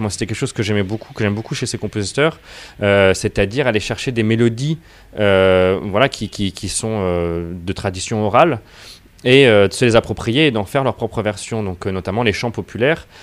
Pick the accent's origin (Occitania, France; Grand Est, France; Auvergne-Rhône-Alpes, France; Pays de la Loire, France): Pays de la Loire, France; Angers; first language French; moved away as an adult; also born or lived in La Rochelle / London; je suis né à La Rochelle et j'ai grandi à Angers